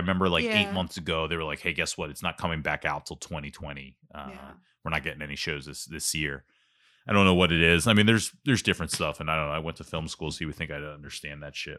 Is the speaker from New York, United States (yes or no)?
no; Ambler, Pennsylvania, United States; I'm not from Whitpain. I'm from Ambler, but Ambler doesn't have a soccer league.